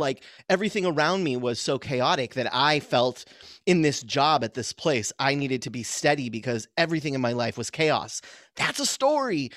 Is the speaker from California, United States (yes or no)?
yes; San Diego County, Southern California, United States; I grew up in, in Southern California